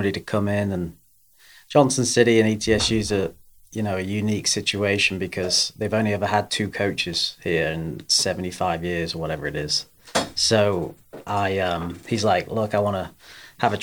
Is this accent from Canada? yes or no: no; England, United Kingdom; moved away as an adult; also born or lived in Augusta, Georgia, United States; now in Erwin, United States; I was born in England, born and raised there, and then went to college in America